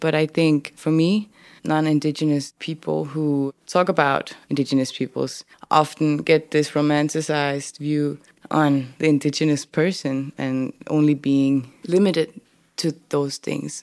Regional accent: Denmark; English is a second language; moved away as an adult; also born or lived in Upernavik, Greenland / northern Greenland; now in Nuuk, Greenland; I grew up in Denmark

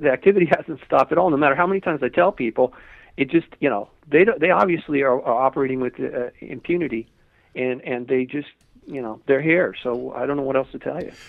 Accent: Malibu, California, United States; I lived, I grew up in Malibu

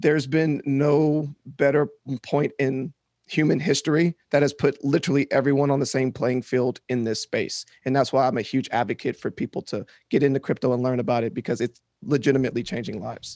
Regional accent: Shreveport, Louisiana, United States; moved away as an adult; also born or lived in New Orleans, Louisiana; now in Austin, United States; growing up in Shreveport was interesting

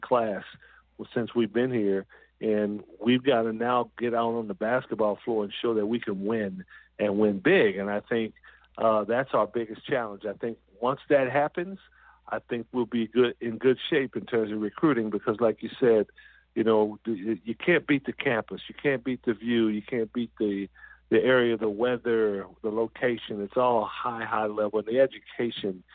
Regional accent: Southern California, United States; I'm from Southern California

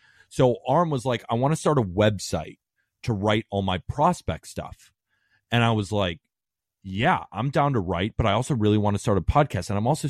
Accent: California, United States; also born or lived in Staten Island, New York; Yeah, so I was born in Staten Island, New York. My dad, big Yankee fan, right? Moved to California when I was 2 years old.

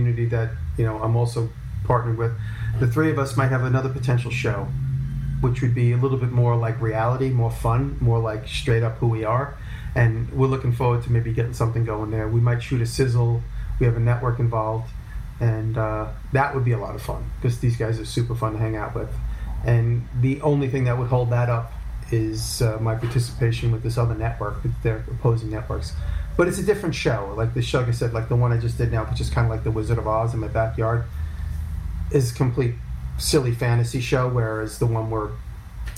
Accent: Long Island, New York, United States; I grew up in Long Island, and I moved to the city.

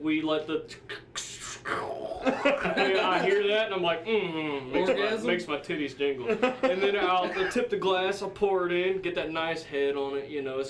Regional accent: the South, United States; We were raised in the South

